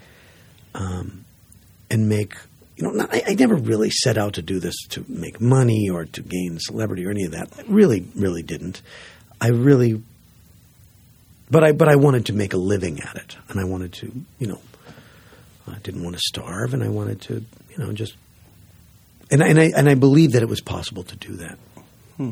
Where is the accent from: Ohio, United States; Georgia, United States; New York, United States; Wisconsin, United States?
Wisconsin, United States; Green Bay; moved away; also born or lived in Portland; I grew up in Green Bay.